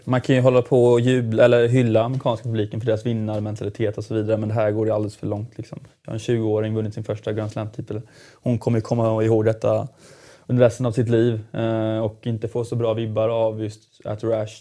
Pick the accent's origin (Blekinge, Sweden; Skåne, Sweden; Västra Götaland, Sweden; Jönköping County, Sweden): Jönköping County, Sweden; Jönköping; Jönköping där jag kommer ifrån